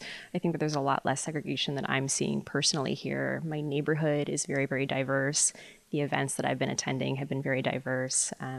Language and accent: English; Chicago, Illinois, United States; also born or lived in Maine; now in Anchorage, United States; I'm 27 years old, and I just moved here from Maine, but I'm originally from Chicago.